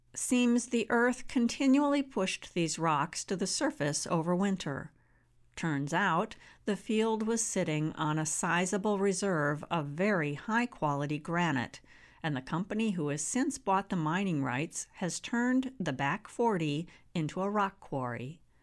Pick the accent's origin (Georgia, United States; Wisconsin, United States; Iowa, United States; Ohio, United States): Wisconsin, United States; Barron County; I was born and raised in Barron County, a humble rural area in northwest Wisconsin